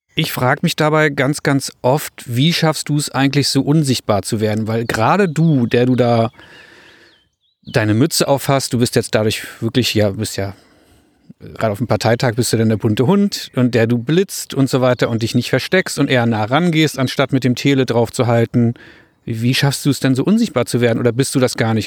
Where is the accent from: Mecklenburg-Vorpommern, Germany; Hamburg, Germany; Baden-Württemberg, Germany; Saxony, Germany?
Mecklenburg-Vorpommern, Germany; Rostock; In meiner Heimatstadt, wo ich herkomme, in Rostock